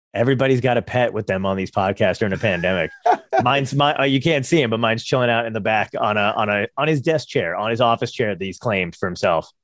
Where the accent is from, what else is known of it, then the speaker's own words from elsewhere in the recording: Toms River, New Jersey, United States; also born or lived in Brooklyn, New York; I'm from Tom's River